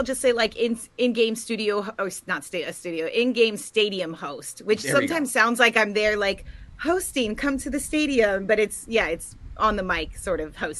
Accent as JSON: {"language": "English", "town": "Los Angeles", "region": "California", "country": "United States", "tie": "born or raised there", "also_born_or_lived": "Panorama City", "said": "North Hollywood. So I'm straight 818 Valley for life. I love the Valley. I never want to leave the Valley. But yeah, growing up, I would always tell people I'm from the Valley."}